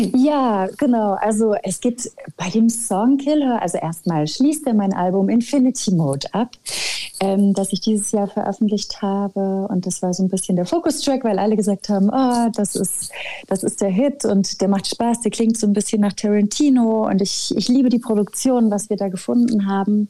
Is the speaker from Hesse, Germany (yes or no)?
no; Schwabach, Bavaria, Germany; also born or lived in Nuremberg; now in Berlin, Germany; ich komme aus Schwabach bei Nürnberg. In Nürnberg bin ich geboren und in Schwabach aufgewachsen